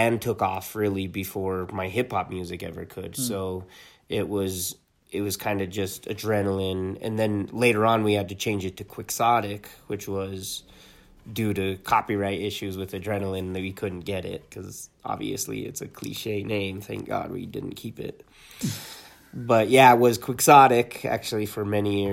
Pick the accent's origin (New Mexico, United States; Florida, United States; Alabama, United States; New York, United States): New Mexico, United States; Talpa; I grew up in Talpa, which is just right south of Taos.